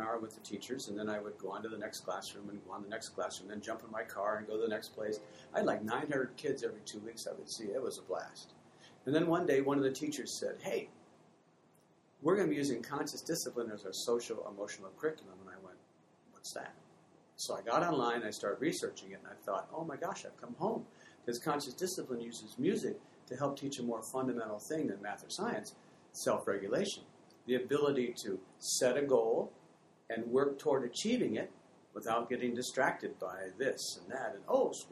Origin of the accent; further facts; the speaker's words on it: Fremont, Michigan, United States; moved away as an adult; also born or lived in Hamilton; I grew up in Fremont, Michigan, back in the, I guess, in the 60s